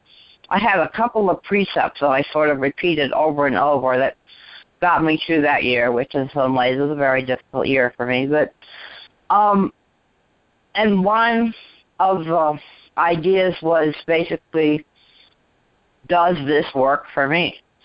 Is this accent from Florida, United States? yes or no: no; Washington, District of Columbia, United States; born there; Well, I was born in Washington, D.C., lived nearby for a long time.